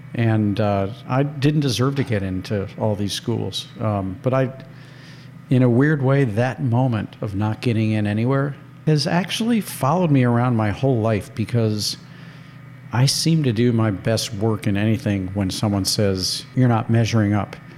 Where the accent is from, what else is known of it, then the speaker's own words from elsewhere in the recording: St. Louis, Missouri, United States; moved away; I went to five different schools growing up in St. Louis